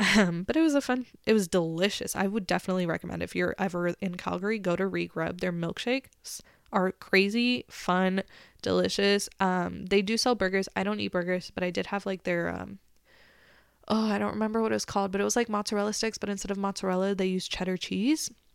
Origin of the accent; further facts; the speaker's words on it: Texas, United States; I was from Texas